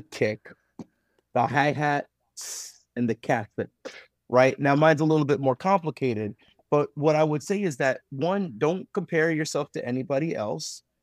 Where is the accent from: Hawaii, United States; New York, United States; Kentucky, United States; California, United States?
Kentucky, United States; Owensboro; growing up in Owlsboro, Kentucky